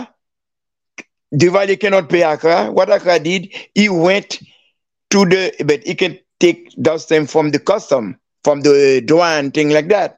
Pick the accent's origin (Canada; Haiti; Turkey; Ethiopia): Haiti; Miragoâne, Nippes; moved away; Miragwan, my hometown